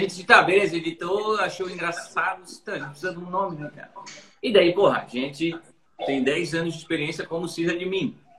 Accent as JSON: {"language": "Portuguese", "region": "Santa Catarina", "country": "Brazil", "said": "somos todos de Santa Catarina. Todos daqui"}